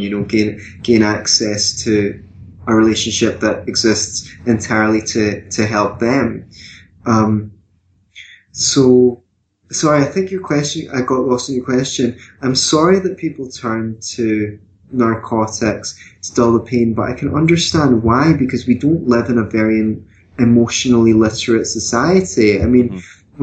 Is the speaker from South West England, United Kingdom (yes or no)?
no; Glasgow, Scotland, United Kingdom; now in Edinburgh, United Kingdom; I come from Scotland as well. I come from Glasgow as well, although I live in Edinburgh now